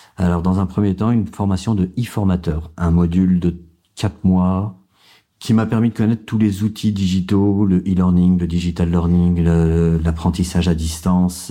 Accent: Vénissieux, Auvergne-Rhône-Alpes, France; J'ai grandi en banlieue, à Vénissieux, au Minguette

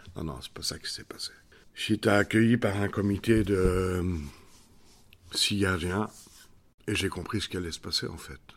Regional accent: Belgium; Chez nous, en Belgique

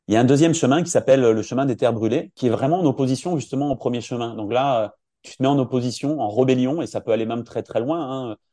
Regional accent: Finistère, Monts d'Arrée, Brittany, France; je suis originaire du Finistère, dans les Monts d'Arrée

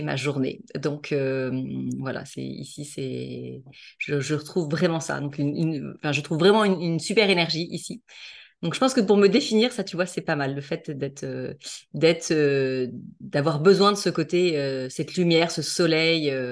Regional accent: La Baule, Pays de la Loire, France; now in Toulon, France; je suis originaire de, de La Baule, à côté de Nantes, donc euh, plus la Bretagne

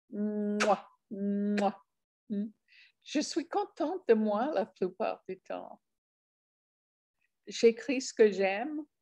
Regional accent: France; quand je dis je suis française et je montre, je suis prête à montrer ma carte d'identité

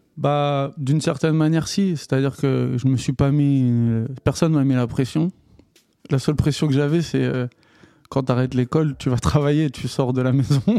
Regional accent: Paris, Île-de-France, France; also born or lived in New York; je suis un vrai Parisien

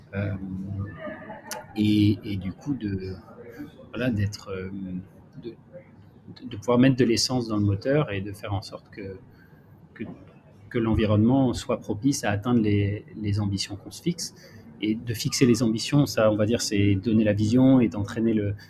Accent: Marseille, Provence-Alpes-Côte d'Azur, France; je suis marseillais et je suis bien à Marseille

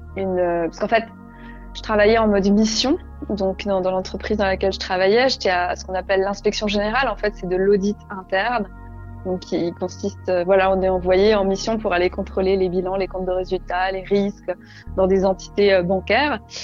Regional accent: Alsace, Grand Est, France; moved away as an adult; also born or lived in Paris; la maison où j'ai grandi en Alsace

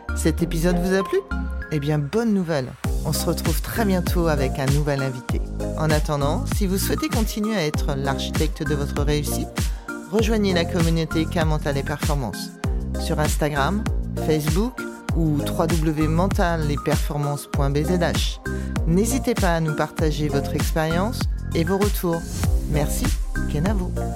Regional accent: France

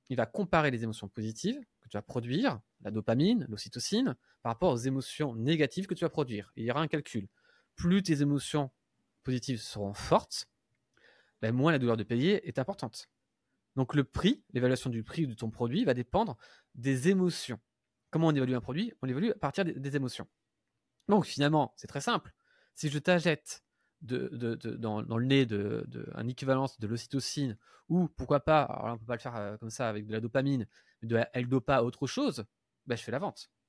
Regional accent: Paris, Île-de-France, France; je suis pas belge, hein, parce que à chaque fois que je parle de la Belgique, je, je suis belge, je suis parisien.

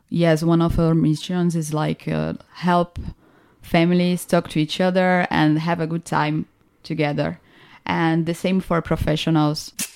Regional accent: Recife, Pernambuco, Brazil; I'm from Recife

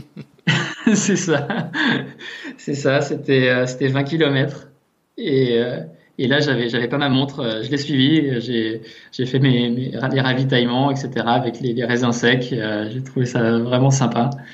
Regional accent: near Annemasse, Haute-Savoie, Auvergne-Rhône-Alpes, France; originaire de, Haute-Savoie, côté d'Annemasse, pas très loin des montagnes

